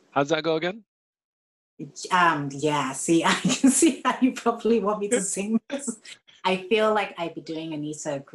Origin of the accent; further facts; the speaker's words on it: Ghana; also born or lived in Bristol, United Kingdom / Saudi Arabia / Florida, United States; Um, so I was born in Bristol, um, moved to Saudi Arabia, lived in Florida, and also lived in Ghana, where I'm from.